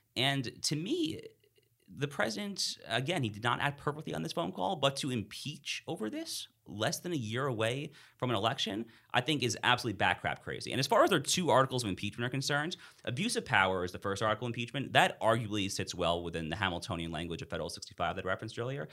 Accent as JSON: {"language": "English", "region": "New York", "country": "United States", "moved": "yes", "said": "I'm from New York originally"}